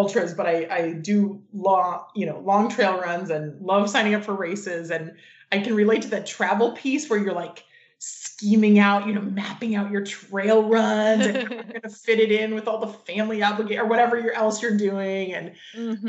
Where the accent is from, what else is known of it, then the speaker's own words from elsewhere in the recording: West Coast, United States; also born or lived in Southeast (US); now in San Francisco, United States; I grew up on the West Coast